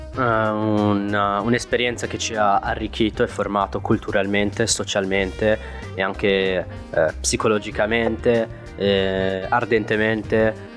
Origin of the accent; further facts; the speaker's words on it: Morocco; moved away; io che sono nato in Marocco